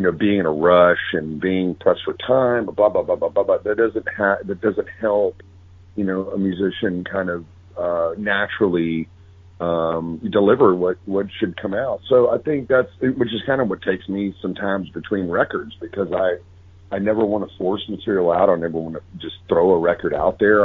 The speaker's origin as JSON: {"language": "English", "region": "Texas", "country": "United States", "tie": "born or raised there", "said": "growing up in Texas"}